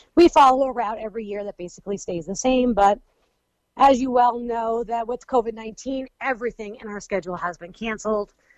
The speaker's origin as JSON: {"language": "English", "country": "United States", "tie": "born or raised there", "said": "We, we live in Wayne County, um, both my parents, myself, and my children, my husband"}